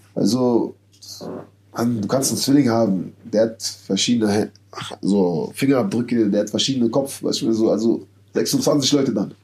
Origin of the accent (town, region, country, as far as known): Berlin, Germany; born or raised there; moved away as an adult; now in Madrid, Spain